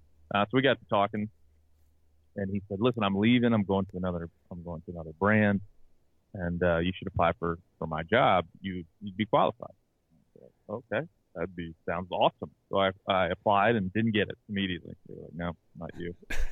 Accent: Maryland, United States; I'm from Maryland, so I was covering the Orioles and the Ravens and writing about them every day, going in the locker room.

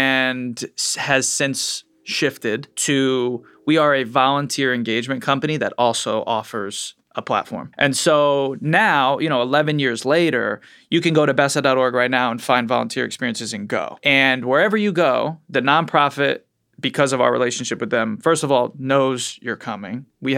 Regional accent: Trumbull, Connecticut, United States; Like, I'm from Trumbull, Connecticut. I'm not like super pumped about Connecticut's great, but I'm not like, let's go, you know, like, we don't have that.

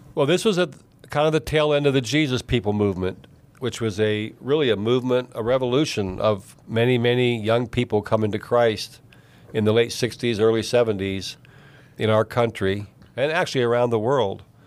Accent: East Liverpool, Ohio, United States; also born or lived in Alaska; I grew up in East Liverpool, Ohio, which is about an hour from where I live today, down on the Ohio River

